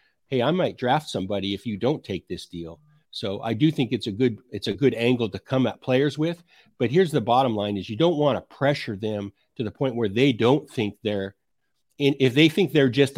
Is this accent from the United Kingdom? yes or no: no; Idaho, United States; I grew up in Idaho